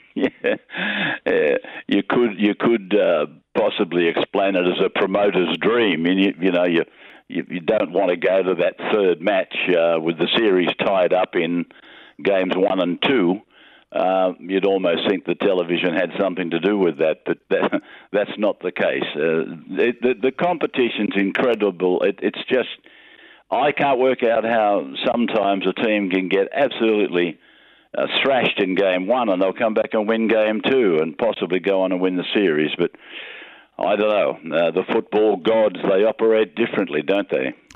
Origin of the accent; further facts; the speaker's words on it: Junee, New South Wales, Australia; moved away as an adult; also born or lived in Young, New South Wales; now in Sydney, Australia; I was born in Junee, New South Wales